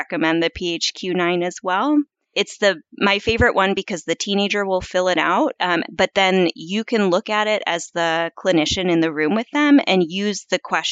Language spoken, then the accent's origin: English; Midwest, United States; now in East Coast, United States; I would describe myself as a Midwesterner who now lives on the East Coast